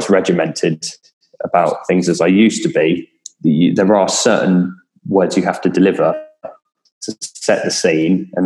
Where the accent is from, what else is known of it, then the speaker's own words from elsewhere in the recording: Kent, South East England, United Kingdom; I'm from Kent